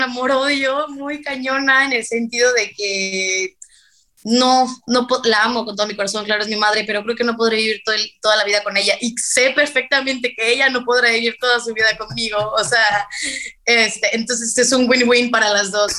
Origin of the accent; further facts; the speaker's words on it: Veracruz, Mexico; also born or lived in McAllen, Texas; yo podría haber nacido en Macalén, Texas, pero solamente nací ahí, realmente nadie de mi familia es de ahí, ni muchísimo menos, y, pero pues, yo, yo me considero mexicana 100% y jarocha, pues al 400